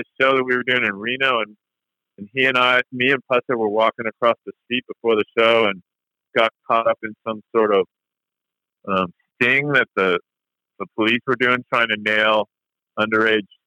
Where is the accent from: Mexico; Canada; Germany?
Canada; now in United States; we're originally from Canada